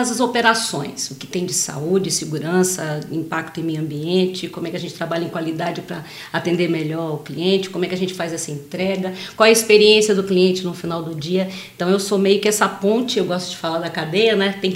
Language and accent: Portuguese; Salvador, Bahia, Brazil; moved away as an adult; Eu sou de Salvador. em 2011 eu vim para cá trabalhar numa petroquímica